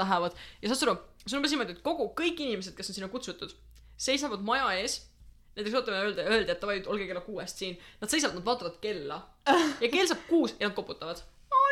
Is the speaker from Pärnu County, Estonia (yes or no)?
yes; Pärnu County, Estonia; mina ikka täielikult Pärnumaalt